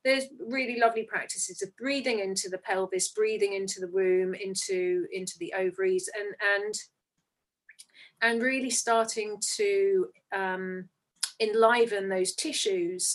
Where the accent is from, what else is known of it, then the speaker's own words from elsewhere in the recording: England, United Kingdom; as English people